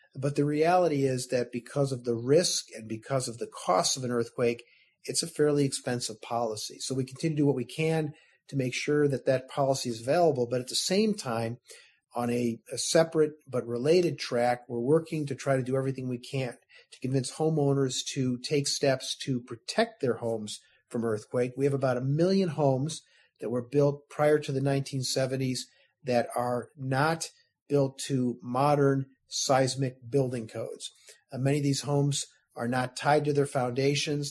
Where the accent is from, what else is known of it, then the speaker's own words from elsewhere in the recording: suburb on the southwest side of Chicago, Illinois, United States; now in Sacramento, United States; I was uh, raised outside of Chicago in a suburb uh, on the southwest side of Chicago